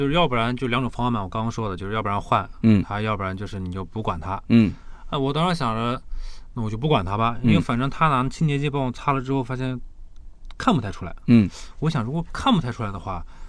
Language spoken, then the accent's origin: Chinese; Nanjing, Jiangsu, China; accent: Nanjing dialect; 我们南京话